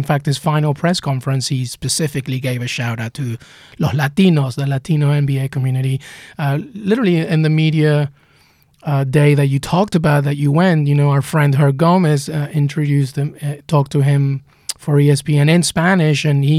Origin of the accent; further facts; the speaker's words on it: England, United Kingdom; also born or lived in Peru; I mean, I remember just growing up in England after leaving Peru.